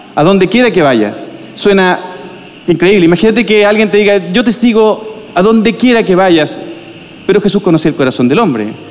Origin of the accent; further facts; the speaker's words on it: Viña del Mar, Valparaíso, Chile; moved away as an adult; now in Santiago, Chile; En nuestro caso somos de Viña del Mar, de la playa, y nos, fuimos a Santiago de Pastor